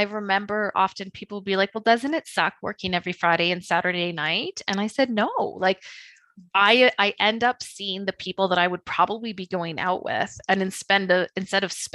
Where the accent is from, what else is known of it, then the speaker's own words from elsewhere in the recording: Beaumont, Alberta, Canada; my hometown, Beaumont.